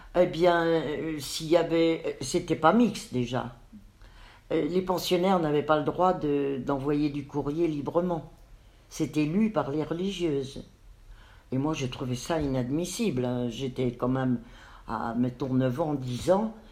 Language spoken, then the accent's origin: French; Nancy, Grand Est, France; also born or lived in Metz; nous avons quitté Metz avec maman et mes trois frères pour venir nous installer à Nancy